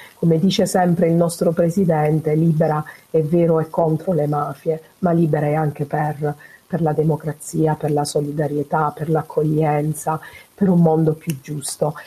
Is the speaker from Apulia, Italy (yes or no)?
yes; Foggia area, Apulia, Italy; Luisa Fantasia è una donna della mia terra, lei è nata a a San Severo, vicino Foggia